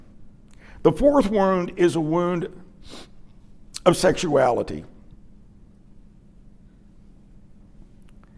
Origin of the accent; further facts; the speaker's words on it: Dallas, Texas, United States; I grew up in Dallas pretty much. Moved here in 68 when I was 11